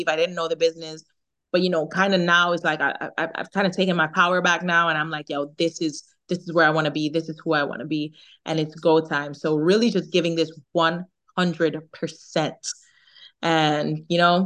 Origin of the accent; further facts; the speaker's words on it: Jamaica; accent: Jamaican; my Jamaican accent